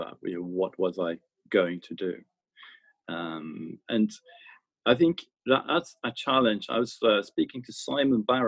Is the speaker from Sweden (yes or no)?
yes; Stockholm, Stockholm County, Sweden; moved away as an adult; also born or lived in London; born and raised in Stockholm, Sweden